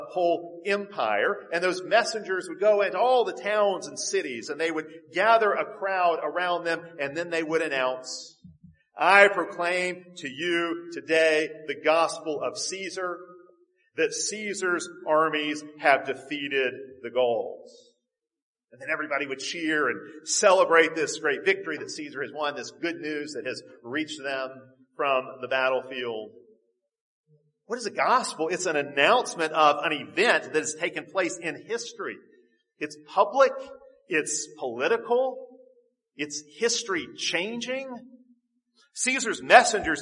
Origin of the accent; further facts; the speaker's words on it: United States; as modern American Christians